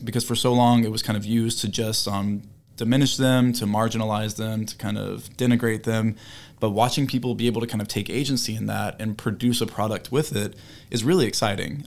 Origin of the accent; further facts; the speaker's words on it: South Carolina, United States; I'm from South Carolina. So, um, I grew up hearing about, you know, the language, hearing about the people